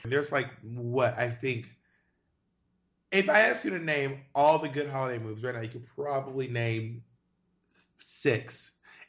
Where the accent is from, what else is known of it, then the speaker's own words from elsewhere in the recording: New York City, New York, United States; now in Los Angeles, United States; And I'm also, as a New Yorker, I'm really not an outdoors person. I wasn't one of those New Yorkers who was like walking down at the Chelsea Piers.